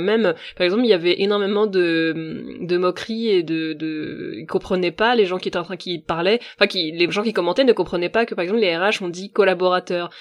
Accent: Finistère, Brittany, France; je suis bretonne et en Bretagne, c'est vrai que toi, tu vois, je viens du Finistère. Euh, là d'où je viens, il y a très peu de mixité ethnique

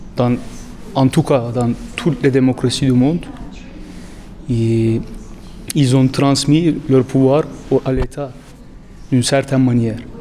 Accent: Turkey; now in Louvain-la-Neuve, Belgium; je suis turc

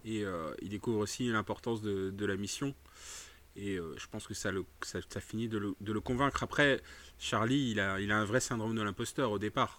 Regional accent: France; je suis un noir français

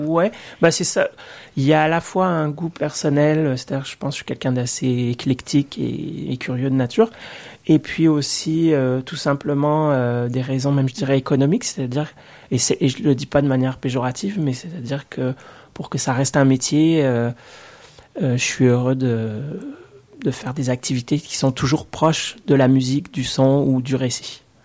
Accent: Orléans, Centre-Val de Loire, France; moved away as an adult; now in Quebec, Canada; je viens d'Orléans, en fait, euh, pas de l'île d'Orléans, mais bien de la ville d'Orléans

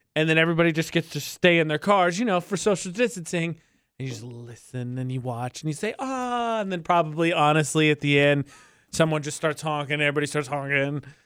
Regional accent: United States

